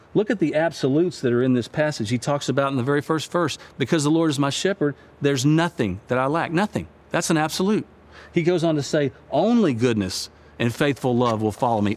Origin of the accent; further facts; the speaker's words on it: United States; I'm an American